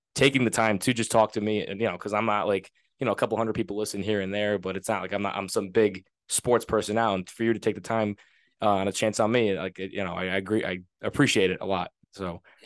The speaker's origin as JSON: {"language": "English", "region": "Rhode Island", "country": "United States", "said": "I'm from Rhode Island."}